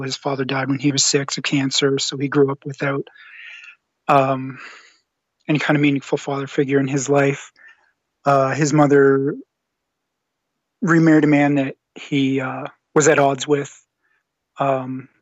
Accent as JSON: {"language": "English", "country": "Canada", "moved": "as an adult", "lives_now": "Western Canada", "said": "I'm Canadian. I live out west. And I'm originally from the same province as where you're living right now. And I've lived out here for about 8 years"}